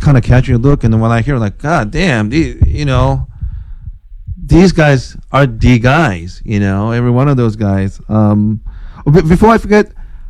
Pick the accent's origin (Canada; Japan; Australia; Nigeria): Japan; now in United States; I was born in Japan, but I'm a U.S. citizen now